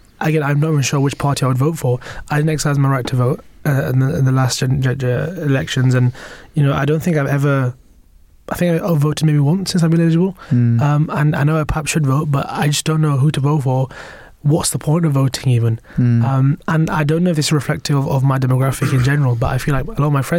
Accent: Bradford, Yorkshire and the Humber, United Kingdom; am from the north, right? But I'm from Bradford. might not sound like it, but I am.

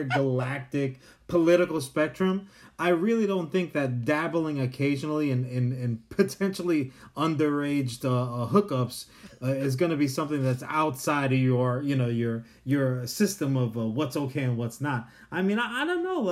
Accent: New York, United States; we're from New York

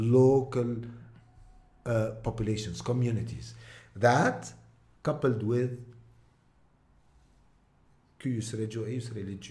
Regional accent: Mount Lebanon, Lebanon; but I'm a mountaineer from Mount Lebanon. I'm a fillah.

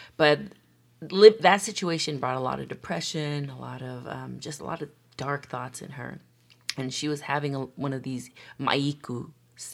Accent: United States; Born and raised in America

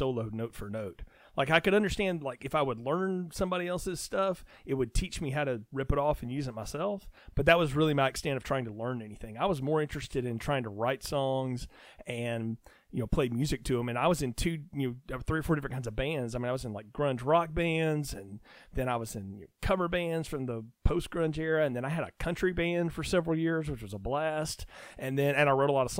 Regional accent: North Alabama, United States; where I grew up in North Alabama is right across the river from Muscle Shoals

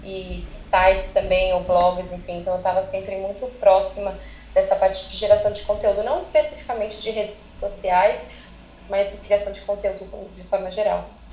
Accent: ABC, São Paulo, Brazil; moved away as an adult; now in California, United States; eu sou brasileira, sou do ABC

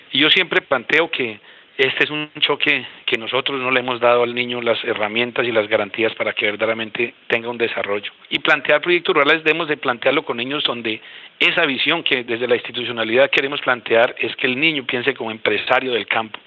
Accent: Boyacá, Colombia; now in Guaviare, Colombia; yo soy boyacense y nací en el campo

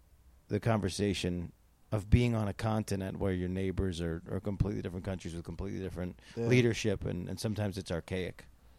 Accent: United States; as an American

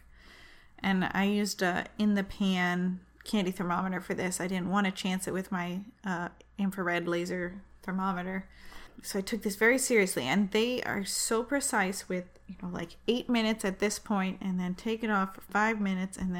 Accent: Manchester, New Hampshire, United States; my hometown, Manchester, New Hampshire

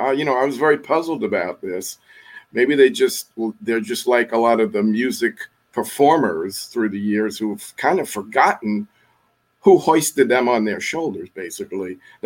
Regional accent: Yonkers, New York, United States; I'm a guy from Yonkers, New York. Grew up on top 40 AM radio.

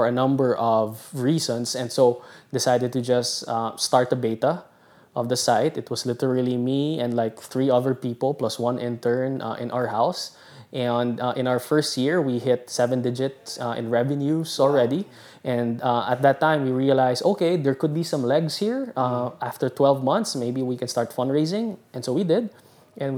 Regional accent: Philippines; moved away as an adult; also born or lived in Singapore / Boston; I was away from the Philippines for 7 years.

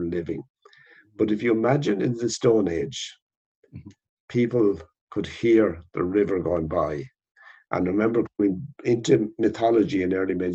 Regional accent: West Kerry, Munster, Ireland; I was born in West Kerry. And when I was a child, we didn't have electricity.

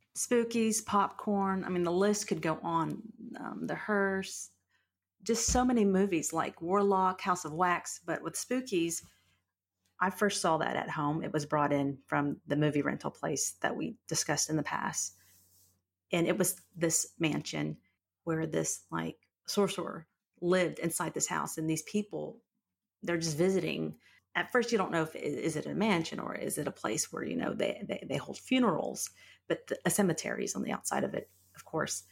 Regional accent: Fort Worth, Texas, United States; I grew up in Fort Worth, and I'm kind of one of those old Fort Worth

